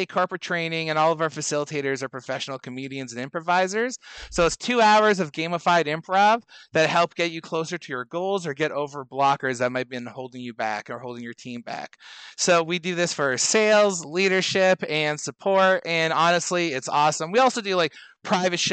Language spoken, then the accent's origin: English; Canada; I'm a Canadian